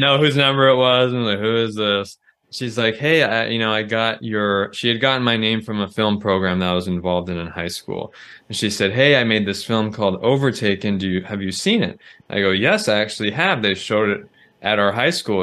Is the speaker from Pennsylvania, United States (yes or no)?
no; Southern California, United States; I grew up in Southern California